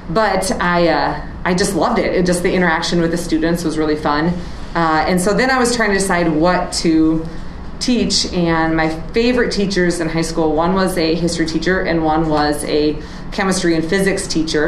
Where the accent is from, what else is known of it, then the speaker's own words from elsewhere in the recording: Wisconsin, United States; moved away as an adult; also born or lived in Nebraska / the mountains; now in Chatfield, Minnesota, United States; I grew up in Wisconsin, which was 9 hours away from where my grandparents lived